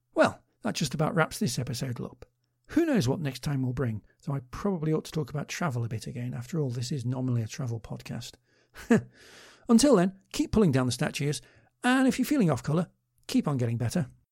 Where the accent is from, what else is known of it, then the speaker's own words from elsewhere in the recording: Liverpool, North West England, United Kingdom; growing up in Liverpool during the period